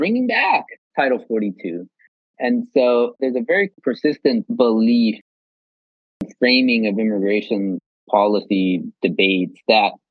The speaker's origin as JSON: {"language": "English", "region": "South Texas", "country": "United States", "tie": "born or raised there", "said": "I grew up in South Texas, right on the border"}